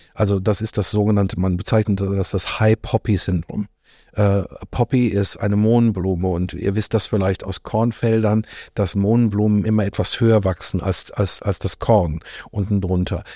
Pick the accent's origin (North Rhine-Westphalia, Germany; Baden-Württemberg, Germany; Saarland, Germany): North Rhine-Westphalia, Germany; moved away as an adult; also born or lived in Lippstadt / Australia; now in Cologne, Germany; als Ostwestfale